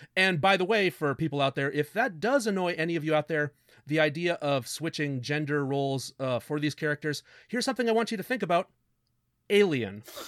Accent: Canada; We're Canadian

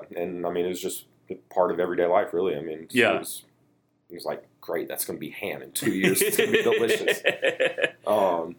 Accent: North Carolina, United States; Yes, born and raised here.

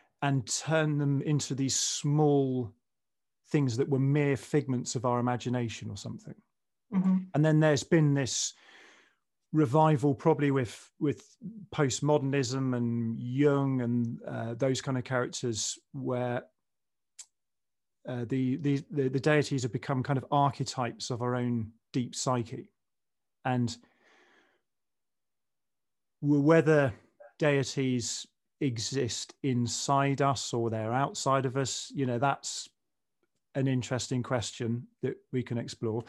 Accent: England, United Kingdom; as a kid growing up in the 70s and 80s in England

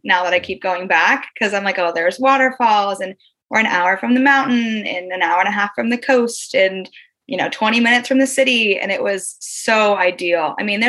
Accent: Vancouver, Washington, United States; now in London, United Kingdom; I'm from Vancouver, Washington. So that means not the Vancouver, Canada.

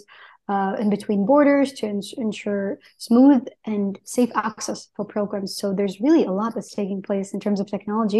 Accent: Texas, United States; I grew up in Texas

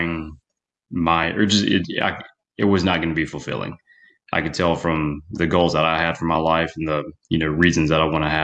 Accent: Mississippi, United States; I grew up in Mississippi.

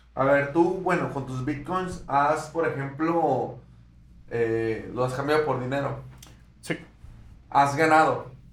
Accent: Mexico; Nosotros somos de México

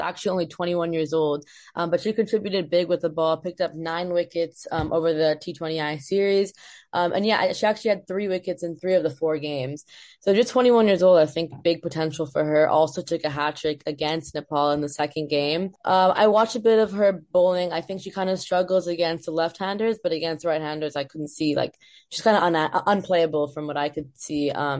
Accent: Hong Kong; moved away as an adult; now in United States; I'm born and brought up in Hong Kong. I've just moved to the US last September. I'm currently studying at UCLA

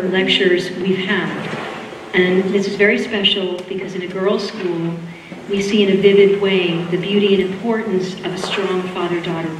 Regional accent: Boston, Massachusetts, United States; accent: Boston; that's my Boston accent

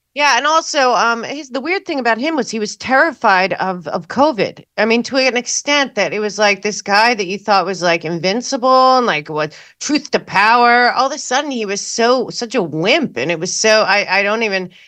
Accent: New York, United States; Growing up in New York

